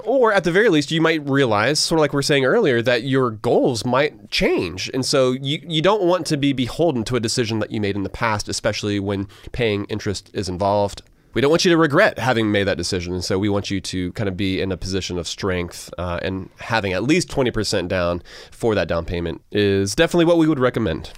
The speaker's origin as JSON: {"language": "English", "town": "Augusta", "region": "Georgia", "country": "United States", "tie": "born or raised there", "said": "I grew up in Augusta, which means that South Carolina literally was across the border"}